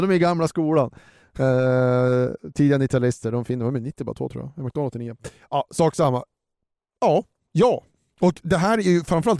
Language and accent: Swedish; Sweden; oss som svenskar